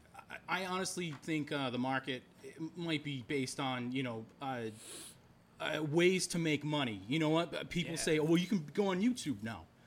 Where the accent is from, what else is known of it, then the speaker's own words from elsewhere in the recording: Randolph, Massachusetts, United States; also born or lived in West Point, New York / Norwood, Massachusetts; now in Worcester, United States; I was born in New York, and then I moved to Norwood when I was about 4, and then I grew up in Randolph from about 5 to 23 years old.